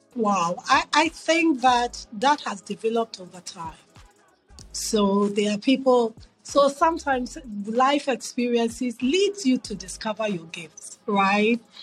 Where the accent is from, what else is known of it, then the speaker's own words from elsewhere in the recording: Accra, Greater Accra, Ghana; moved away as an adult; also born or lived in New York City / Philadelphia; now in United States; So growing up in Ghana, I grew up in Accra.